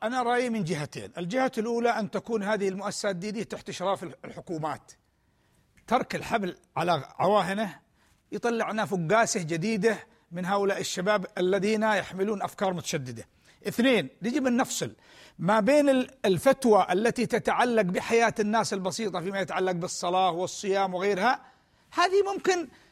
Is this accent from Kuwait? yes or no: no; Yemen; بلادنا اليمن